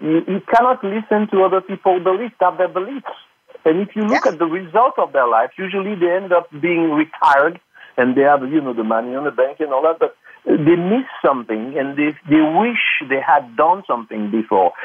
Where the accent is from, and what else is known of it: France; born or raised there; English is a second language; moved away as an adult; now in United States